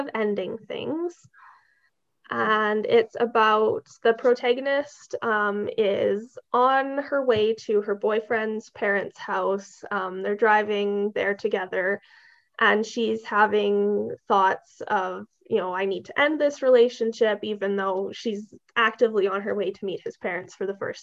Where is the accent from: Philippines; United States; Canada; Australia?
Canada; I'm Canadian